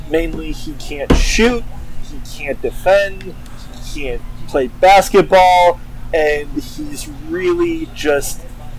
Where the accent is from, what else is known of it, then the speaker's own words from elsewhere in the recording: Chicago, Illinois, United States; now in St. Louis, United States; I'm from Chicago, Illinois. I live in St. Louis, Missouri.